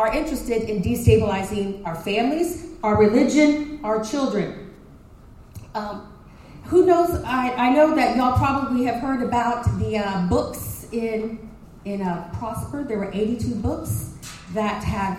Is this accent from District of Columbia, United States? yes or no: no; Dallas, Texas, United States; moved away as an adult; also born or lived in Montreal, Canada / Minneapolis, Minnesota; I live here in Princeton now, just north of the town. We've had a ranch just east of Blue Ridge for almost 50 years, but I grew up in Dallas.